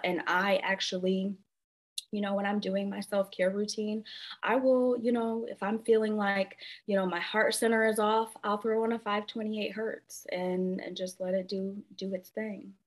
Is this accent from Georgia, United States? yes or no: no; Flint, Michigan, United States; I actually am a Midwestern girl. So I grew up in a small town with a huge reputation, um, and I grew up in Flint, Michigan.